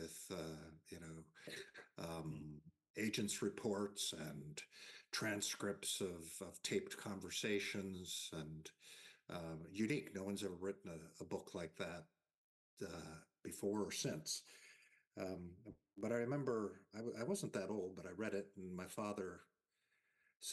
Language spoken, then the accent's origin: English; United States; I'm an American